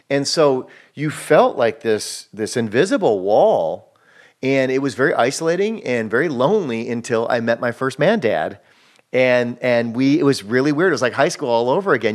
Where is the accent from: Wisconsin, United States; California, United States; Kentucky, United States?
Wisconsin, United States; moved away as an adult; now in Los Angeles, United States; I'm from Wisconsin